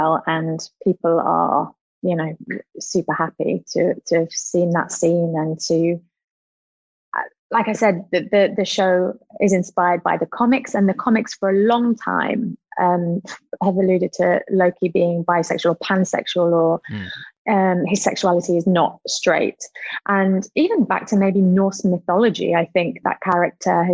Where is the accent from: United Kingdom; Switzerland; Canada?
United Kingdom; Nottingham, East Midlands; I would have been really excited as a kid, I think, to hear an accent like mine on the telly